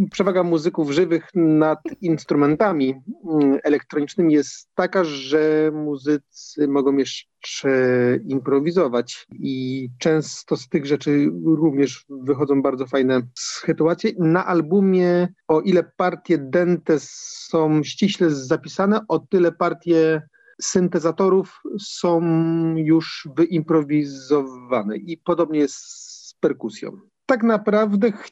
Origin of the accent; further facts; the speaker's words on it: Mysłowice, Silesian Voivodeship, Poland; pochodzę z Górnego Śląska, z miasta Mysłowice, czyli swoją, swoją drogą gdzieś tam nacechowanego pewną mikrotradycją muzyczną. Natomiast już, już w wieku 14 lat grałem, grałem w orkiestrze dętej kopalni węgla kamiennego w Mysłowicach